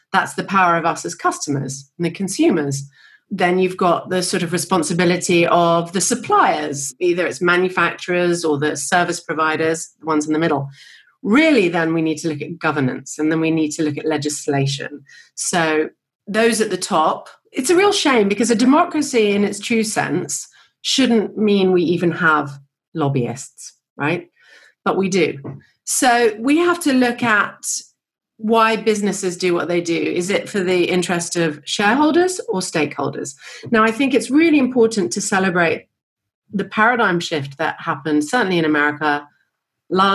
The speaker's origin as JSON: {"language": "English", "town": "New York City", "region": "New York", "country": "United States", "tie": "born or raised there", "moved": "yes", "lives_now": "London, United Kingdom", "said": "I grew up in New York. That's certainly spending my formative years there"}